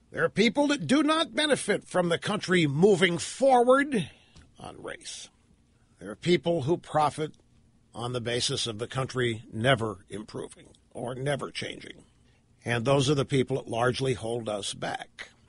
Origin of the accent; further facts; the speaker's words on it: United States; You know, I'm, I'm an American. I love this country.